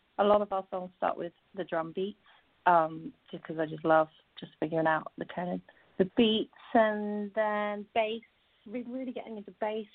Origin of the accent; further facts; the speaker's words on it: West Country, South West England, United Kingdom; I grew up in the West Country in England